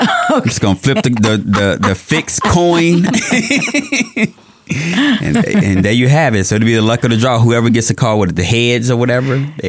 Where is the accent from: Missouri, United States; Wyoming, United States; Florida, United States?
Missouri, United States; I'm from the Show Me State